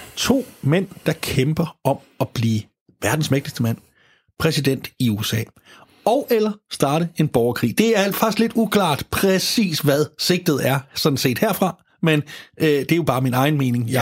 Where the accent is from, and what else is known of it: Denmark